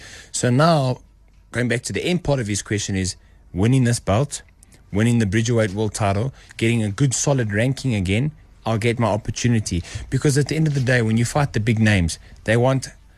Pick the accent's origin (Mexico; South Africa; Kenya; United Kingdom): South Africa; I'm just from South Africa